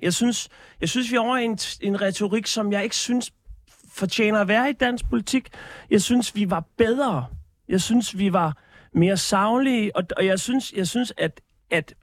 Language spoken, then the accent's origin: Danish; Denmark; mit selvbillede som, som dansker